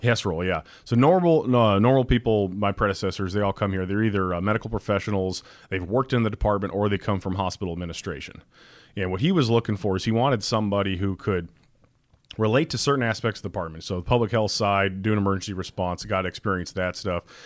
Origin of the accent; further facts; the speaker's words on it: Alaska, United States; born and raised Alaskan kid.